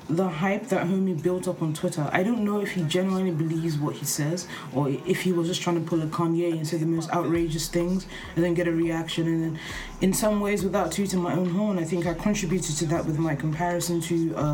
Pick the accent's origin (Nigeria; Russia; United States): Nigeria; I'm Nigerian